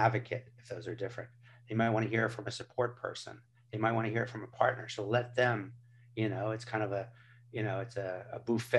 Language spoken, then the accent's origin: English; California, United States; I tell people I grew up on Highway 101, where all these Silicon Valley tech companies are